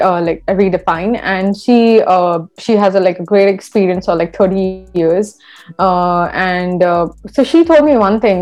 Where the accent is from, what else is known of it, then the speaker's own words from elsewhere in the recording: India; now in Canada; I had that issue when I moved to from India to Canada